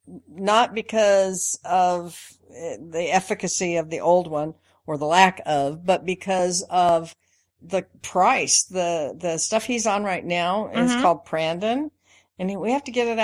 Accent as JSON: {"language": "English", "town": "Spokane", "region": "Washington", "country": "United States", "tie": "born or raised there", "said": "I grew up in Spokane. Well, actually in Washington State, most of my life from the time I was about 5"}